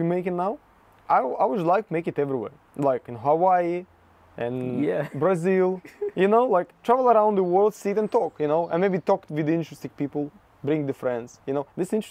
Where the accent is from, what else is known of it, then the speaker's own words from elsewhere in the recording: Russia; English is a second language; moved away; I'm from Russia